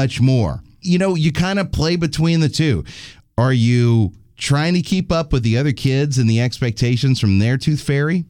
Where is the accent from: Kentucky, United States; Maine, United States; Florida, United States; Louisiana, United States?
Louisiana, United States; Jennings; my hometown, the Jennings